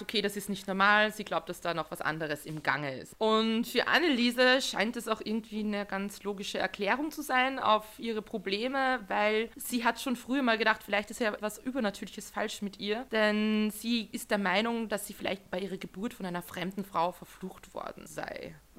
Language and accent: German; Austria; Wir sind beide Österreicher